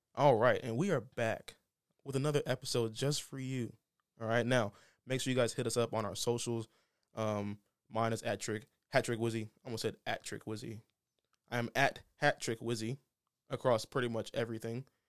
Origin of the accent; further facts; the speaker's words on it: Houston, Texas, United States; I was born in Houston